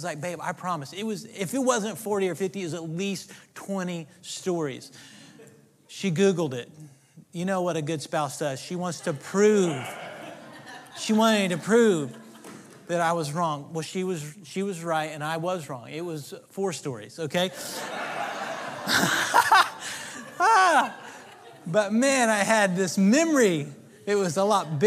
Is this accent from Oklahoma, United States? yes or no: yes; Oklahoma, United States; moved away as an adult; now in Texas, United States; I grew up in Oklahoma, and I got to Texas as soon as I could.